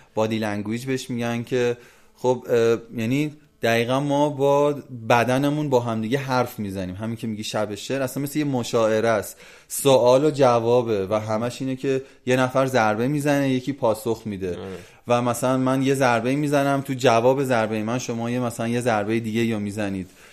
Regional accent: Iran; moved away as an adult; also born or lived in Brazil; من ایرانی هم

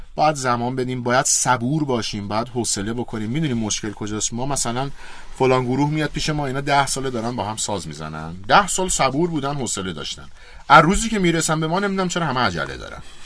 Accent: Iran; من چون ایرانیم

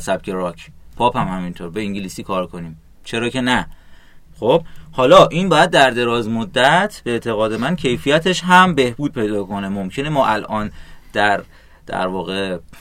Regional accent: Iran; ما چون ایرانی هستیم

